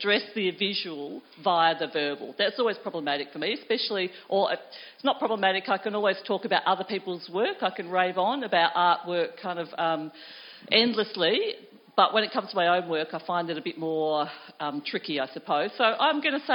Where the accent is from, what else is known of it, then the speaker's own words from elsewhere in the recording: Millicent, South Australia, Australia; I grew up in South Australia. I grew up in a small country town called Millicent down in the southeast